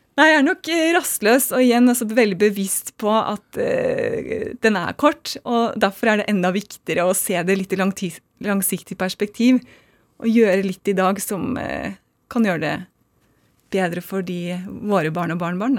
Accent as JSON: {"language": "Norwegian", "region": "Oslo", "country": "Norway", "tie": "born or raised there", "also_born_or_lived": "United States", "said": "Jeg vokste opp på Smestad i Oslo"}